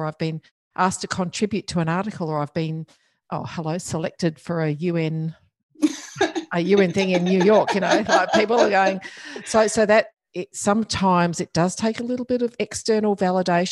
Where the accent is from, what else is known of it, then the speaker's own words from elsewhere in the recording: Geraldton, Western Australia, Australia; at home where I grew up in Geraldton in WA